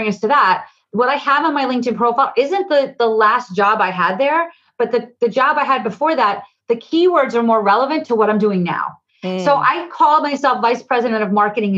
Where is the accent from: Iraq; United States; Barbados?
United States; New Jersey; I'm from New Jersey. I talk 100 miles a minute